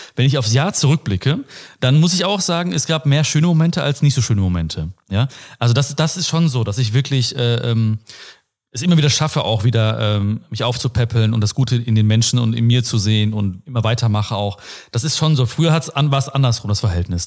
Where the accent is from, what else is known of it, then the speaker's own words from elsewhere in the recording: Ruhr area, North Rhine-Westphalia, Germany; Ich komme aus dem Ruhrpott, wie man sieht und hört wahrscheinlich auch.